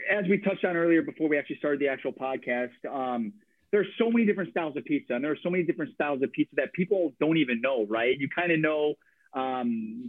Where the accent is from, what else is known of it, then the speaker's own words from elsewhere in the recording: Chicago, Illinois, United States; moved away as an adult; also born or lived in Milwaukee, Wisconsin; now in Portland, United States; I'm from Chicago